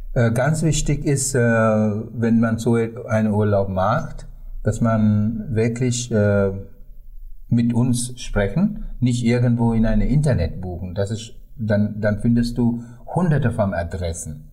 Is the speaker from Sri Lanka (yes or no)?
yes; Sri Lanka; German is a second language; meine Heimat